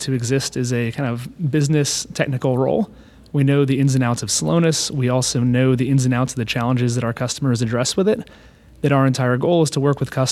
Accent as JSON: {"language": "English", "town": "Austin", "region": "Texas", "country": "United States", "tie": "born or raised there", "also_born_or_lived": "North Carolina", "moved": "as an adult", "said": "I was born and raised in Austin, so it has a special place."}